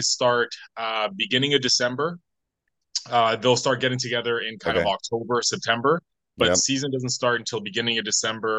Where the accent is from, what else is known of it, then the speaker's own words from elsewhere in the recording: Vancouver, British Columbia, Canada; I'm from Canada, British Columbia, Vancouver